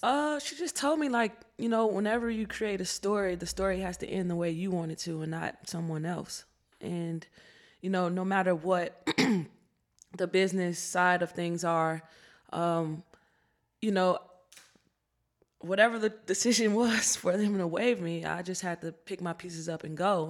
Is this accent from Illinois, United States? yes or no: yes; Chicago, Illinois, United States; growing up in Chicago